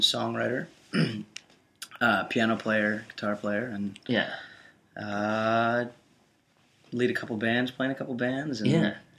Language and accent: English; New York, United States; I'm originally from New York.